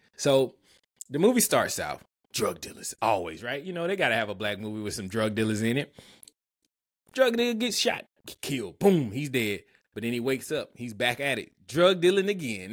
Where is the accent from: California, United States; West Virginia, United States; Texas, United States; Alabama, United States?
Alabama, United States; Montgomery; my hometown, Montgomery, Alabama